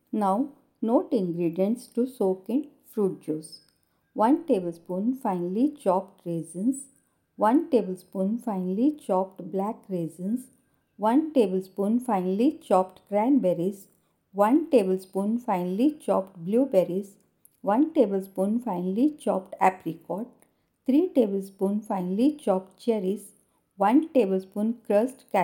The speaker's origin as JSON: {"language": "English", "country": "India"}